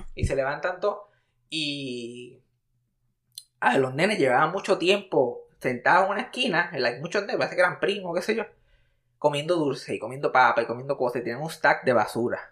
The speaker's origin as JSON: {"language": "Spanish", "country": "Puerto Rico", "said": "yo soy de Puerto Rico"}